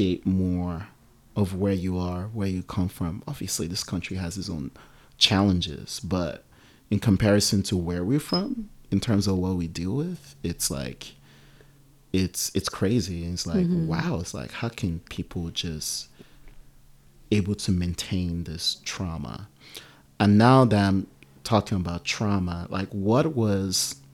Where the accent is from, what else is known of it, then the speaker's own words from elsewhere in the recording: Nigeria; also born or lived in Oakland, California; now in United States; I'm Nigerian